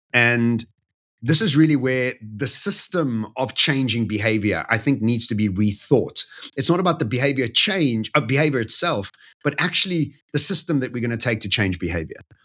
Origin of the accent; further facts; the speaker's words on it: Bedfordview, Gauteng, South Africa; that's where I grew up